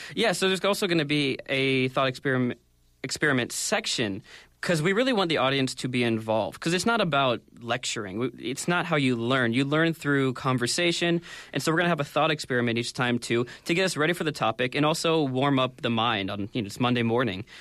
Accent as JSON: {"language": "English", "country": "United States", "moved": "as an adult", "lives_now": "Korea", "said": "I come from the United States"}